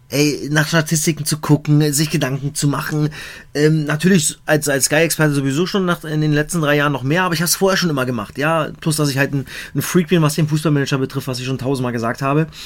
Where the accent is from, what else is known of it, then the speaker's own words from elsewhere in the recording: East Germany, Germany; als Ossi bin ich ja ein bisschen befangen, dass es Rostock irgendwie noch hinkriegt